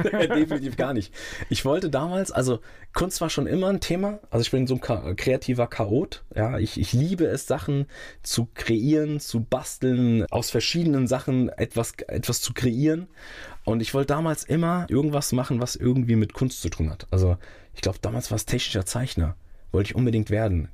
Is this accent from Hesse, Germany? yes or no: yes; Rödermark, Hesse, Germany; also born or lived in Langen; Ich bin dort geboren und bin dann groß geworden in Rödermark